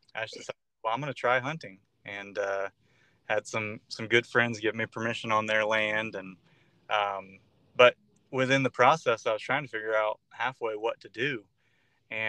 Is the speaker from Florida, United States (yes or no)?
yes; North Florida, United States; I grew up here in North Florida